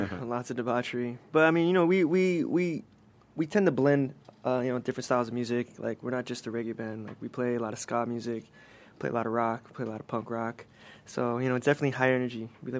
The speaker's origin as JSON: {"language": "English", "town": "Los Angeles", "region": "California", "country": "United States", "tie": "born or raised there", "said": "Born and raised in Los Angeles. Nice. You know, grew up SoCal boy."}